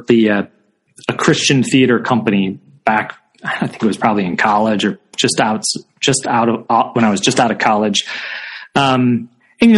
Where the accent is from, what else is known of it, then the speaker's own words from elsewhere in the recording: outside of Chicago, Illinois, United States; moved away; I grew up outside of Chicago